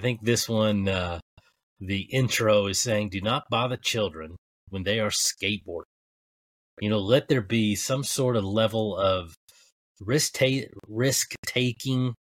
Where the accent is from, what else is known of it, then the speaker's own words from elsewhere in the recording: Kentucky, United States; I'm a hillbilly from Kentucky